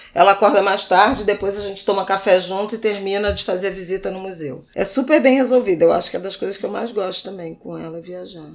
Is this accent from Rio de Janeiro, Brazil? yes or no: yes; Rio de Janeiro, Brazil; quando eu era adolescente, lá em Irajá